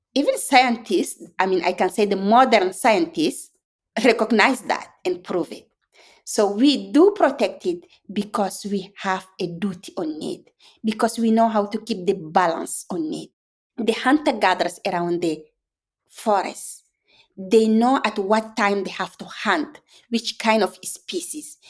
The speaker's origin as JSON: {"language": "English", "country": "Chad", "tie": "born or raised there", "second_language": "English", "said": "my hometown Chad"}